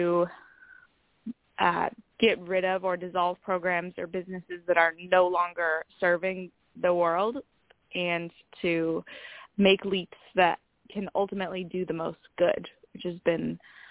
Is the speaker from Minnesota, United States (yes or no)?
yes; Minnesota, United States; now in San Diego, United States; I grew up in Minnesota